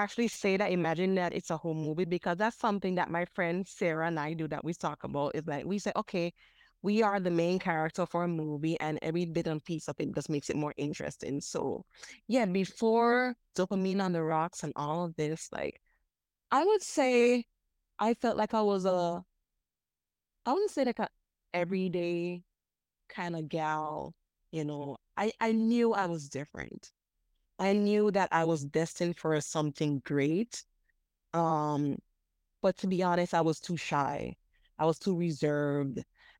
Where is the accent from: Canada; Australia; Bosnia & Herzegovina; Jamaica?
Jamaica; now in Virgin Islands; And I had to move back to my home country, the Virgin Islands. So dealing with, okay, growing up in Jamaica, and now I'm moving back to the Virgin Islands